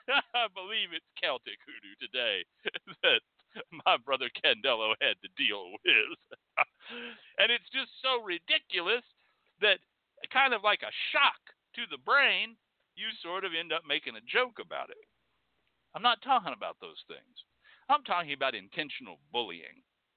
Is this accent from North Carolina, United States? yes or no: yes; North Carolina, United States; I come from North Carolina and we got some damn fine hoodoo.